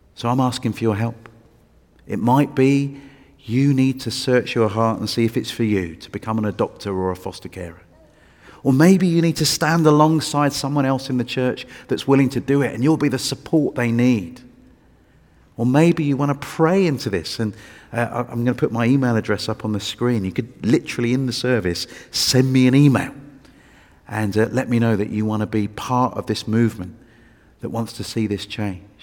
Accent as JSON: {"language": "English", "region": "England", "country": "United Kingdom", "said": "I was from England"}